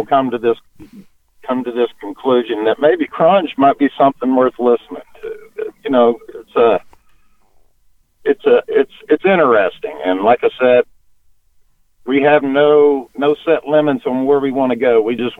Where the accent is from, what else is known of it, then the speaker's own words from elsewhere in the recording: Oklahoma, United States; we're from Oklahoma